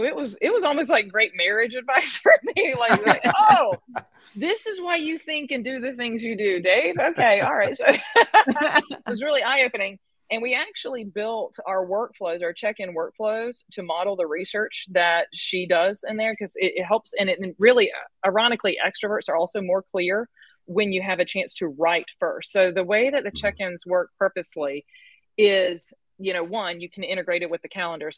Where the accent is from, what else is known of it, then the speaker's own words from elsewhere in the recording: the South, United States; Where I am from the South, so I'm going to talk like this